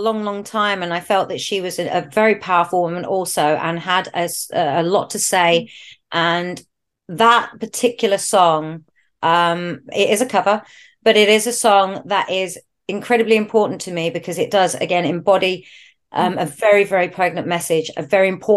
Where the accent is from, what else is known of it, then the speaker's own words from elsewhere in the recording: London, United Kingdom; I come from North London, it's a scene that was really, really big in my area growing up